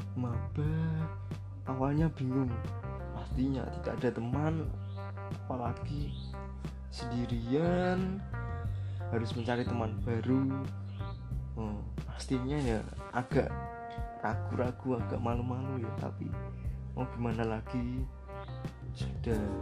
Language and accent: Indonesian; Purbalingga, Central Java, Indonesia; saya asal Purbalingga